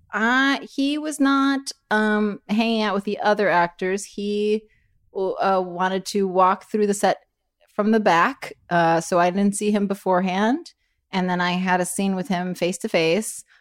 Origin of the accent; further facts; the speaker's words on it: Miami, Florida, United States; I'm from Miami